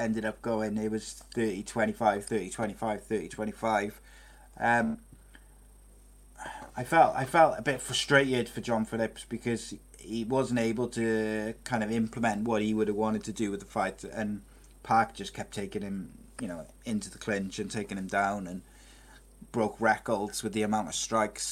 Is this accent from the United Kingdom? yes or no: yes; Wales, United Kingdom